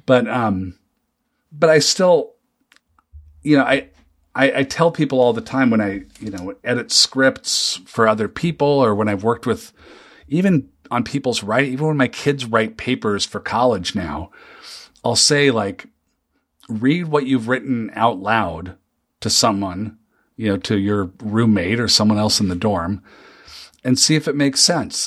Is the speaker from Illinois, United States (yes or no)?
no; Seattle, Washington, United States; moved away as an adult; now in Minnesota, United States; I grew up in the Seattle area.